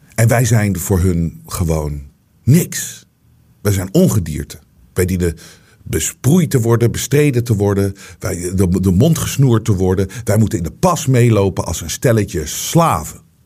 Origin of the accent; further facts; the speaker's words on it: Netherlands; wij als Nederlanders